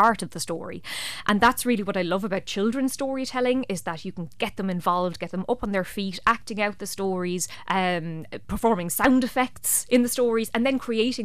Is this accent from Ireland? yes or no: yes; Ballyhale, Leinster, Ireland; now in Dublin, Ireland; I'm from Ballyhale originally, living in Dublin now